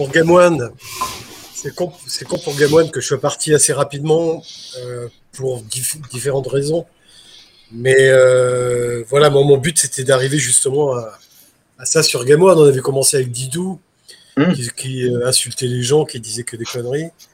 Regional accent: Nice, Provence-Alpes-Côte d'Azur, France; moved away; Je suis niçois d'origine

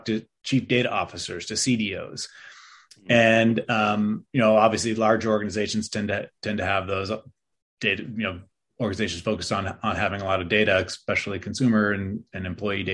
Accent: Berkeley, California, United States; I grew up in Berkeley, California

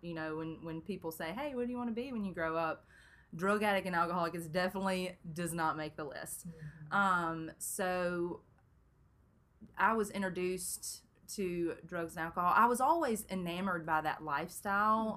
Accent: Brandon, Mississippi, United States; also born or lived in Memphis, Tennessee; I grew up in Brandon, Mississippi

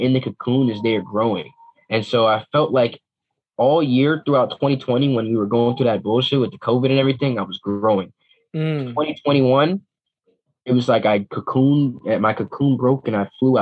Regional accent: Teaneck, New Jersey, United States; I'm from the New York, New Jersey area

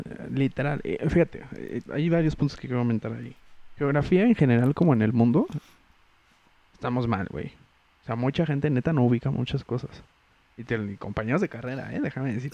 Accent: Mexico

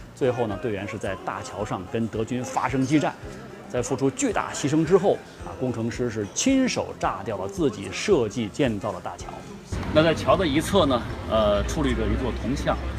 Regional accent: China; 我们中国人

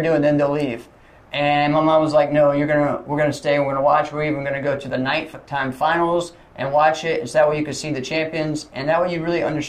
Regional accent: Lynchburg, Virginia, United States; also born or lived in Rustburg, Virginia; I was born here in Lynchburg

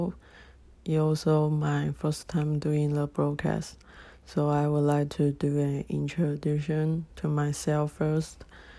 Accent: Taiwan; moved away; 24 years old, I'm from Taiwan

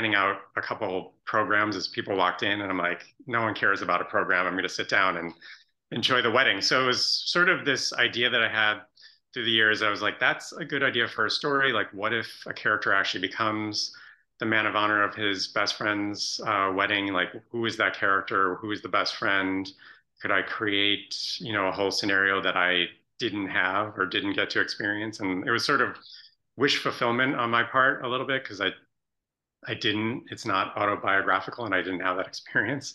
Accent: Chicago suburbs, Illinois, United States; my personal best friend from childhood, who we grew up in the Chicago suburbs together

